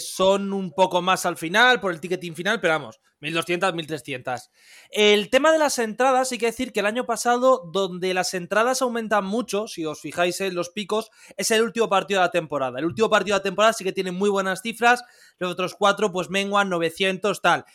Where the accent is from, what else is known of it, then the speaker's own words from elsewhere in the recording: Madrid, Community of Madrid, Spain; yo soy de Madrid, yo vivo en Madrid